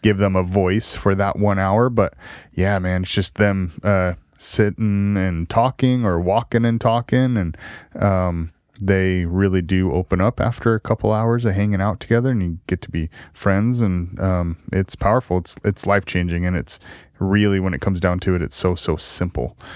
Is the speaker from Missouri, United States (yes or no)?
no; Salem, Oregon, United States; South Salem High School